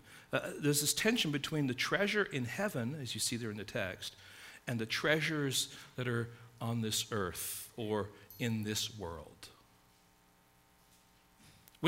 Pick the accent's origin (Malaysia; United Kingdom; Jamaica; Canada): United Kingdom; England; now in United States; growing up in England, middle-class England